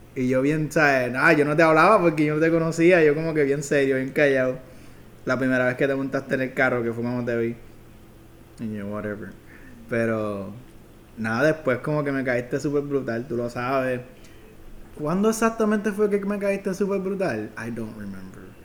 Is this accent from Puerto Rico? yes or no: yes; Fajardo, Puerto Rico; also born or lived in Ceiba; yo soy de Fajardo